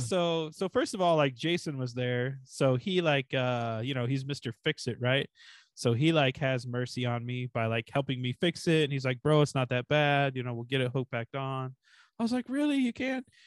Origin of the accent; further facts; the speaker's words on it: Kansas, United States; I'm from Kansas